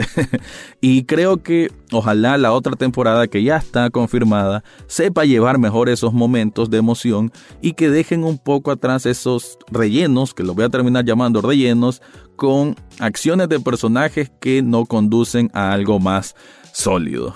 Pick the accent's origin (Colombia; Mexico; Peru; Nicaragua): Nicaragua; como espectador nicaragüense